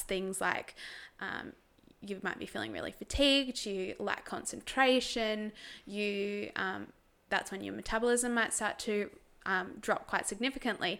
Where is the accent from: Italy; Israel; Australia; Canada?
Australia; Tasmania; I grew up in Tassie. Good old little Tassie.